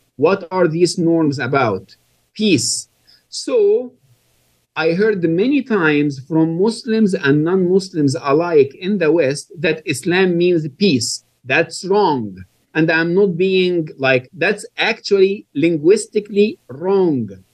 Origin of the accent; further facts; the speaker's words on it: Egypt; moved away; I was born and raised in Egypt